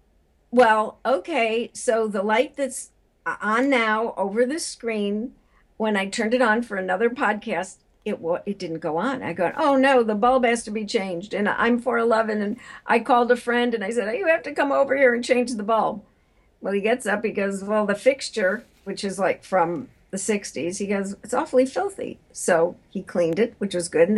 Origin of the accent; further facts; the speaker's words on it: Chicago, Illinois, United States; I am from Chicago, my deep dish pizza eating community